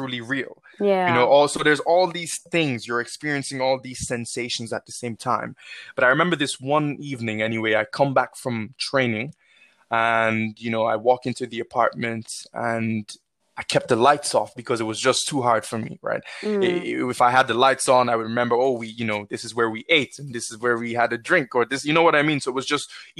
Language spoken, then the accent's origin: English; Nigeria; now in Ireland; growing up in Nigeria through to sort of my early adulthood here in Ireland